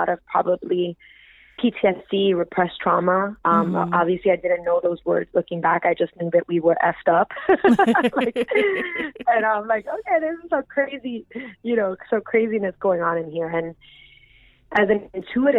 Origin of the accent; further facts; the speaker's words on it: New York City, New York, United States; I grew up in Bushwick in Brooklyn